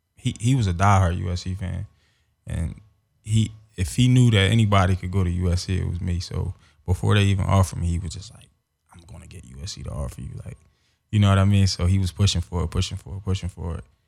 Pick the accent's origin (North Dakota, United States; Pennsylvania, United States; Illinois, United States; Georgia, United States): Pennsylvania, United States; Philadelphia; moved away as an adult; also born or lived in Los Angeles; growing up in Philly, uh, I got involved in football at a young age